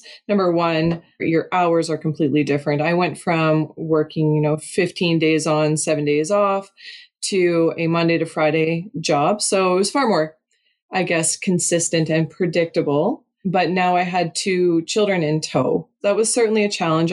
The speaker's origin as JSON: {"language": "English", "region": "Eastern Ontario", "country": "Canada", "tie": "born or raised there", "moved": "as an adult", "lives_now": "Alberta, Canada", "said": "I grew up in Eastern Ontario, and then I've spent half of my life in Alberta"}